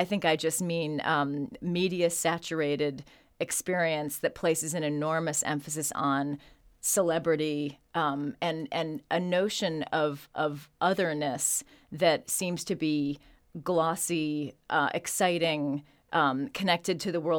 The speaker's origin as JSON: {"language": "English", "town": "Chicago", "region": "Illinois", "country": "United States", "tie": "born there", "said": "And it's very near Chicago, which is where I was born."}